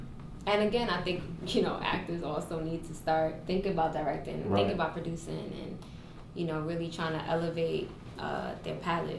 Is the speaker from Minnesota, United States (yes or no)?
no; New York, United States; moved away; I'm originally from New York.